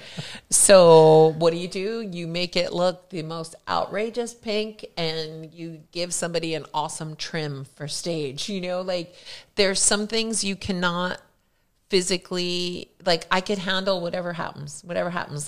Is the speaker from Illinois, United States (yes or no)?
no; Philadelphia, Pennsylvania, United States; moved away; also born or lived in New Jersey; I was born in Philadelphia, grew up there